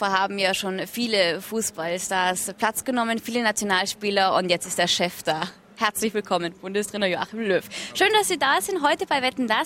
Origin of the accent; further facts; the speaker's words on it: Tyrol, Austria; Also ich komme ja aus Tirol, äh, kennen Sie ja auch ganz gut äh, aus äh, der Vergangenheit.